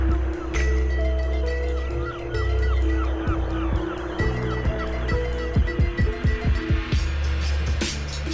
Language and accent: English; New York City, New York, United States; Growing up in Queens, New York